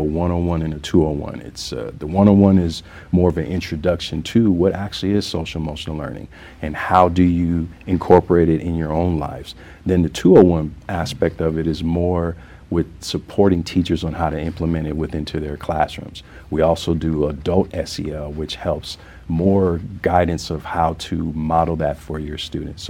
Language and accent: English; the South, United States; now in Denver, United States; I'm from the South, and I grew up knowing that it takes a village to raise a child